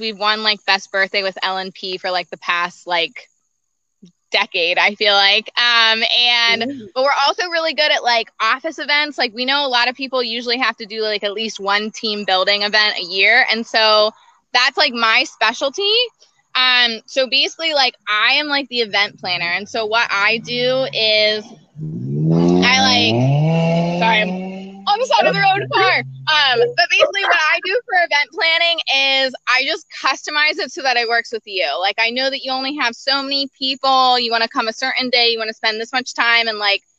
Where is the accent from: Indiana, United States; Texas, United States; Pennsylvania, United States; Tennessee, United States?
Pennsylvania, United States; Lancaster; we're from Lancaster.